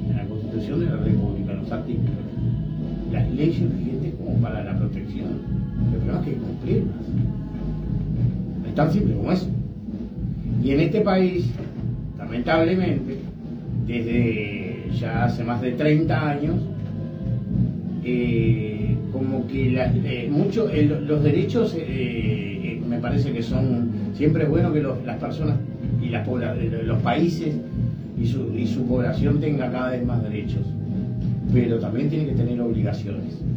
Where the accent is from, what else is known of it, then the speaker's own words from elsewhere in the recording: Rocha, Uruguay; yo que soy allá de Rocha, dejar un caballo tirado en la calle porque no lo queremos más en tu casa.